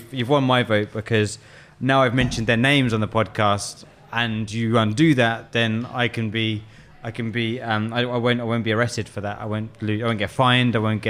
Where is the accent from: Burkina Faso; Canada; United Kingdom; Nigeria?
United Kingdom; England; Well, I'm English. I can't help. White English.